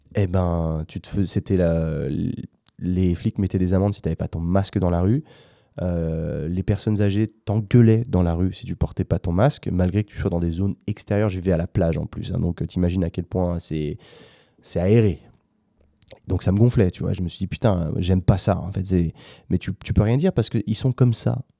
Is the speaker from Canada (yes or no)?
no; France; moved away as an adult; also born or lived in London / Spain; je suis français moi aussi